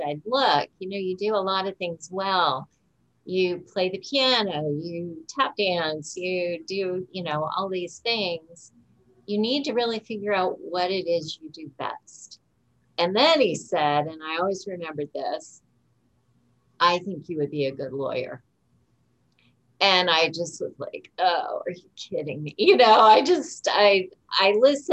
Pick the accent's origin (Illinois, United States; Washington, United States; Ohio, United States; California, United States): Ohio, United States; Tuscarawas County; I was raised in Tuscarawas County. I never thought I would stay here.